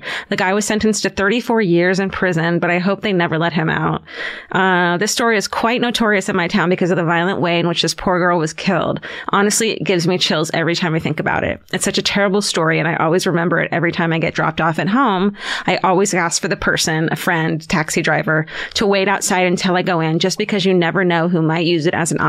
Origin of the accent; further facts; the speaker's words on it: Horley, South East England, United Kingdom; My hometown story is from about a decade ago, and I remember hearing about it when I was around 9 or 10 years old. I live in a town called Horley in Surrey in England